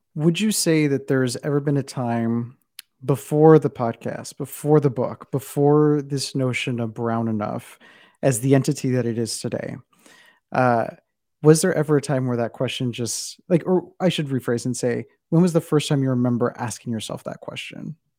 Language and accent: English; South Texas, United States; my interpretation of brownness came from where I'm from, which is South Texas